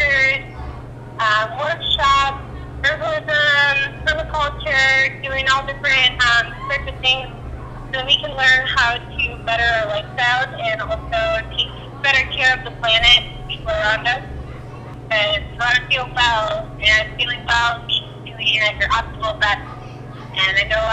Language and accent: English; Wisconsin, United States; now in Arizona, United States; I am originally from Wisconsin, and I'm out in Arizona right now